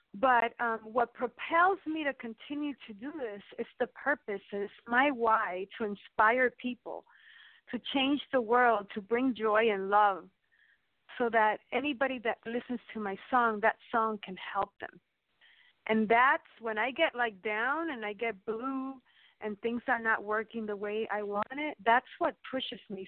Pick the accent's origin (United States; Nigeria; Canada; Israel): United States; New York; moved away; also born or lived in Miami; when I was a little girl when I grew up in New York